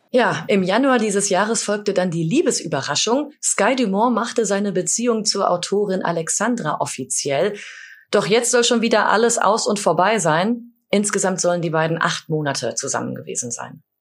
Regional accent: Sauerland, North Rhine-Westphalia, Germany; moved away; in meiner Heimat äh, im Sauerland

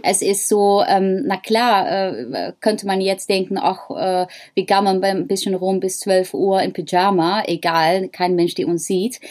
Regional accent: Netherlands; accent: Dutch; German is a second language; moved away; ich habe ein holländisches Akzent

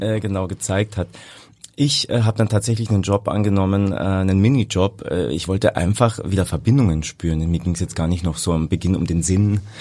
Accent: Carinthia, Austria; also born or lived in Hamburg; now in Vienna, Austria; Ich komme aus dem schönen Kärnten, da bin ich geboren und lebe aber schon über 20 Jahre in Wien.

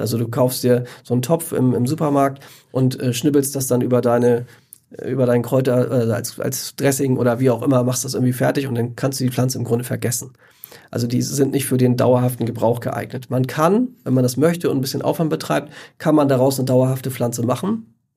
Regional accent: Northern Germany, Germany; bei uns in Norddeutschland

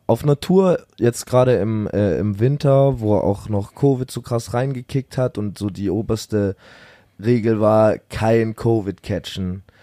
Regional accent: near Stuttgart, Baden-Württemberg, Germany; Nicht ganz meine Heimat, aber man könnte schon Heimat sagen

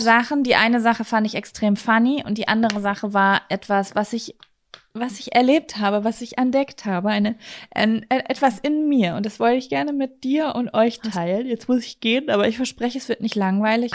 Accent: North Rhine-Westphalia, Germany; Bei uns in Ostwestfalen

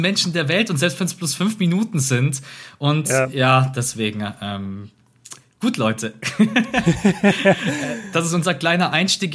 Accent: Munich, Bavaria, Germany; bei uns in Bayern, München.

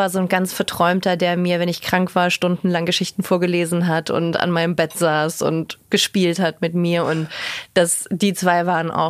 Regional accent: Luxembourg; also born or lived in Munich, Germany; also da war ich sechs Monate alt und dann sind wir direkt nach Luxemburg gezogen

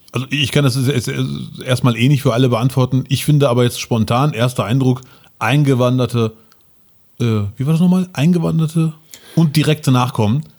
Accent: Germany; ich, sehe mich eher als Deutscher mit Einwanderungsoptik

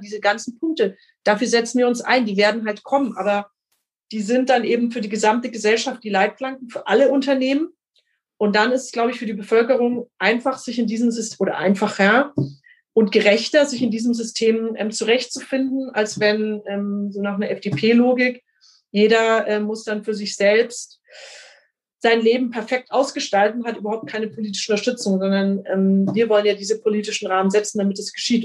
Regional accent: Franconia, Bavaria, Germany; bei uns in Franken und in Bayern

